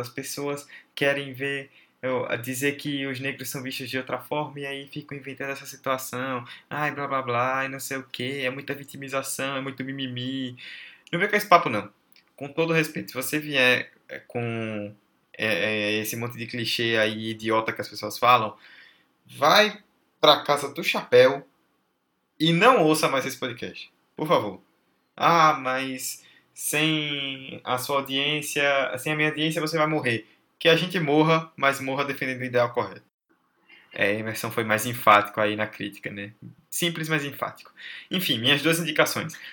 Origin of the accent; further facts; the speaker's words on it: Northeast Region, Brazil; nós que somos nordestinos